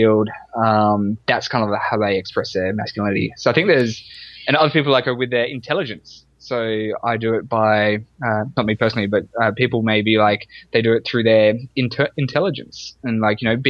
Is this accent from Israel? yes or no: no; Sydney, New South Wales, Australia; born and raised in Australia, and in Sydney, Australia.